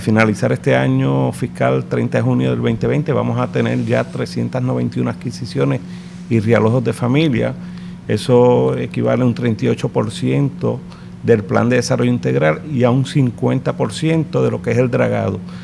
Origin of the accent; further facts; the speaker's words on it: San Juan, Puerto Rico; realmente nací en Lloren Torres, en el Hospital de la 22